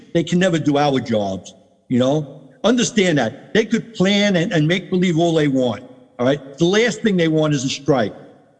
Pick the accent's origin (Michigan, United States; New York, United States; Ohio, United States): New York, United States; Maspeth; Think about, I come from Maspeth.